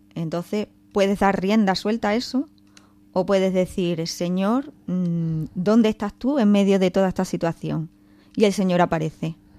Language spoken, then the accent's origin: Spanish; Don Benito, Extremadura, Spain; moved away; me tuve que ir a hacer las prácticas a Don Benito, a mi pueblo